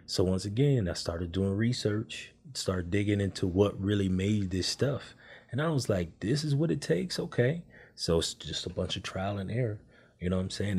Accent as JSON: {"language": "English", "town": "Oakland", "region": "California", "country": "United States", "moved": "yes", "said": "I'm originally from California."}